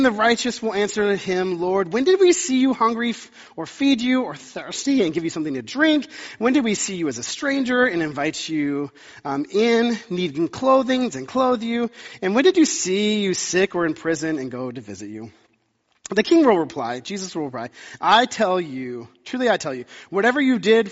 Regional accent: the South, United States; moved away; I grew up in the South

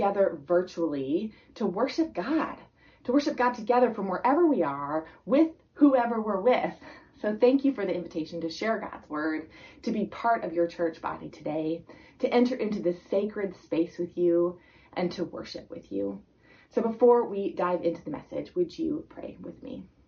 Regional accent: North Bend, Washington, United States; I grew up in North Bend, and my husband and I have lived there now for about 15 years

